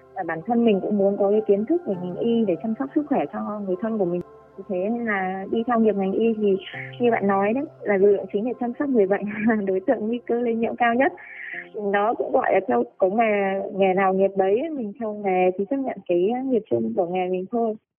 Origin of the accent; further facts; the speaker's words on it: Bac Giang, Vietnam; một người dân bắc giang